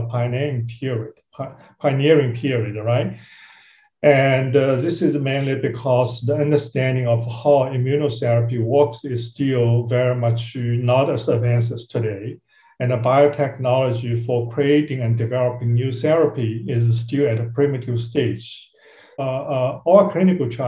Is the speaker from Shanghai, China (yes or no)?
yes; Shanghai, China; I grew up in Shanghai, China